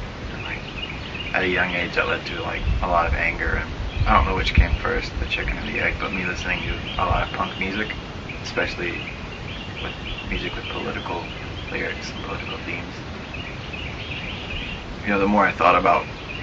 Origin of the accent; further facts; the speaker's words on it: Atlanta, Georgia, United States; now in North Carolina, United States; I grew up in Atlanta